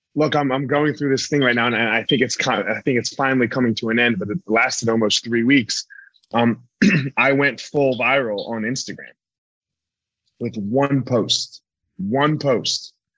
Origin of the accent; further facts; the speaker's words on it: East Coast, United States; I grew up on the East Coast.